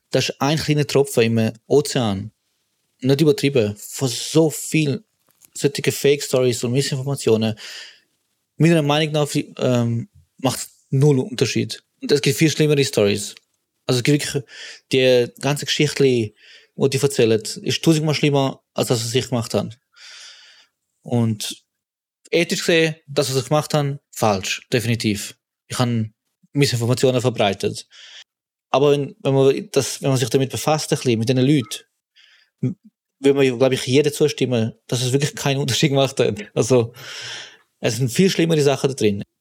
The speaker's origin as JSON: {"language": "German", "town": "Winterthur", "region": "Zurich", "country": "Switzerland", "tie": "born or raised there", "said": "Ich komme aus Vinti, bin jetzt 34"}